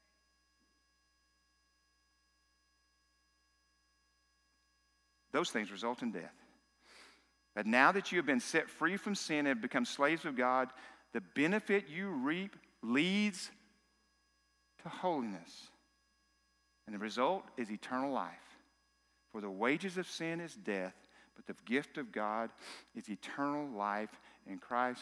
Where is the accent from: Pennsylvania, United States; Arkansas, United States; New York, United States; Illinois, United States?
Arkansas, United States; South; I'm from South Arkansas.